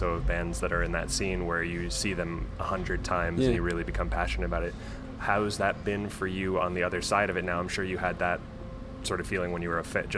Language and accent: English; Midwest, United States; as a Midwesterner myself